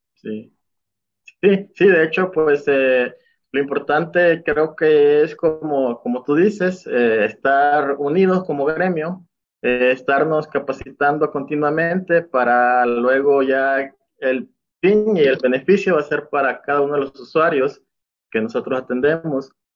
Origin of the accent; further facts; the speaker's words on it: El Salvador; moved away as an adult; now in Mexico; Soy del Salvador. Actualmente estoy viviendo aquí en México. pues yo, mi formación fue en El Salvador